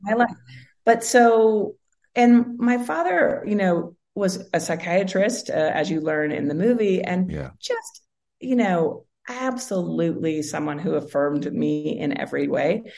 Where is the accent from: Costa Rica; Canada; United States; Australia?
United States; Seattle, Washington; I grew up in Seattle.